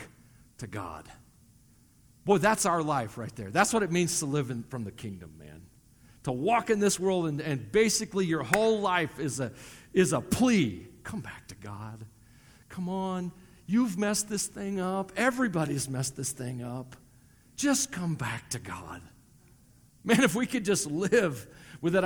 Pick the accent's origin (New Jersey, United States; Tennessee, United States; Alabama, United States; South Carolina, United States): Tennessee, United States; accent: southern twang; moved away as an adult; also born or lived in Colorado; now in Wyoming, United States; I'm from Tennessee. It comes out a lot of times. You hear the southern twang